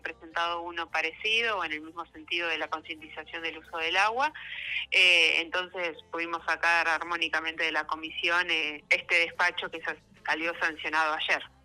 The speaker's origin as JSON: {"language": "Spanish", "town": "Plottier", "region": "Neuquén", "country": "Argentina", "said": "Yo soy de Plotier"}